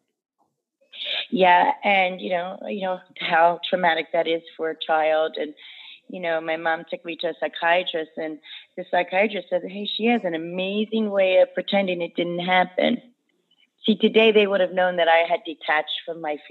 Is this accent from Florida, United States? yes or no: yes; Davie, Florida, United States; I am from, born in Davie, Florida